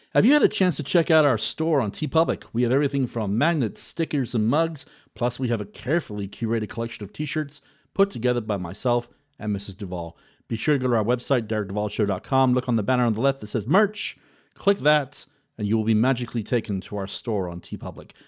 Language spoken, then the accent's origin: English; United Kingdom; being British